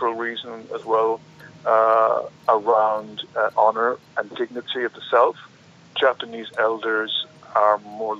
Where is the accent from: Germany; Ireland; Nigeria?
Ireland; Midlands; I grew up in the Midlands in Ireland